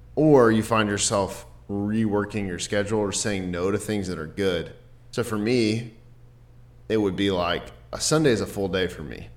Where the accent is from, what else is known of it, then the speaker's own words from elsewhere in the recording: Dallas, Texas, United States; I grew up in Dallas